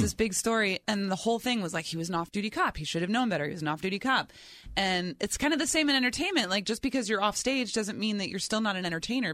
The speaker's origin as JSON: {"language": "English", "region": "New Jersey", "country": "United States", "tie": "born or raised there", "said": "I grew up in New Jersey, and our field trips were always to D C."}